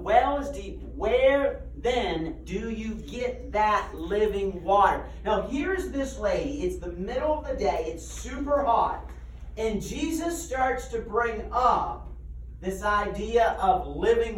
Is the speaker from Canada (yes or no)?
yes; Nova Scotia, Canada; I grew up in Nova Scotia, Canada